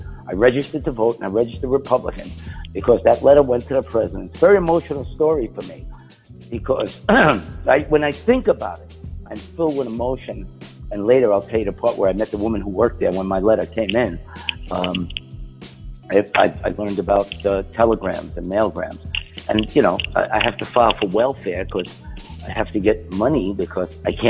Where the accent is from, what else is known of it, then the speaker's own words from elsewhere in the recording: New York, United States; Hey, because I come from New York and we sell sauce and cheese, and I'm Italian and Puerto Rican.